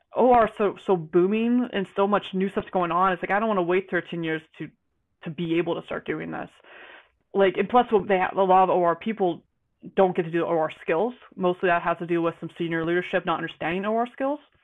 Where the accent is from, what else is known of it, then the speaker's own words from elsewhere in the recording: Georgia, United States; moved away as an adult; now in Spokane, United States; I'm I'm from Georgia, and then I was in the military.